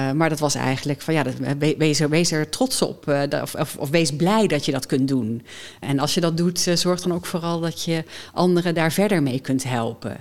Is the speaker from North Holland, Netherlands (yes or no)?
no; Doesburg, Gelderland, Netherlands; also born or lived in Amsterdam / United States; now in Nijmegen, Netherlands; Ik ben geboren in Doesburg